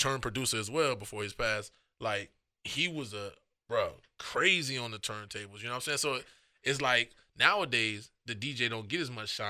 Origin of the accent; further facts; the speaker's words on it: North Miami, Florida, United States; I'm from North Miami.